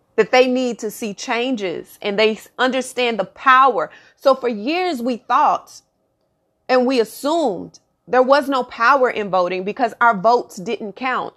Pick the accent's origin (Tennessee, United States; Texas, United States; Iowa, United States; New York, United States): Texas, United States; born and raised in Texas